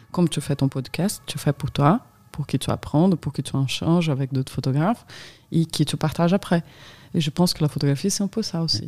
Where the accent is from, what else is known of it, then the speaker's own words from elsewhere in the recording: São Paulo, Brazil; French is a second language; moved away as an adult; also born or lived in Minas Gerais; now in France; j'ai grandi dans cette ville en adolescence, mais j'ai passé toute ma vie à São Paulo